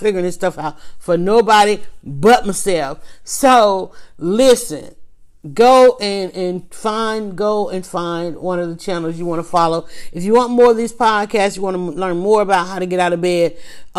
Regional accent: the South, United States; I grew up in the South

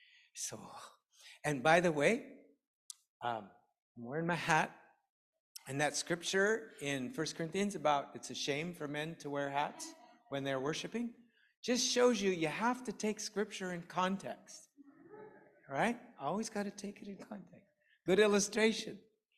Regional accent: England, United Kingdom; And so I learned the Korean alphabet, because I found as an English person, it's really helpful to learn the alphabet if you're going to learn to pronounce things properly.

